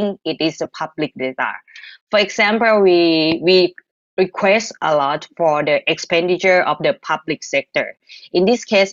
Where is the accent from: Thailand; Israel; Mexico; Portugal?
Thailand; I'm from Thailand.